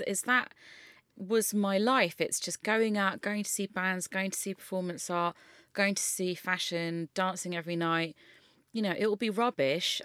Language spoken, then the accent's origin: English; London, United Kingdom; I grew up in West London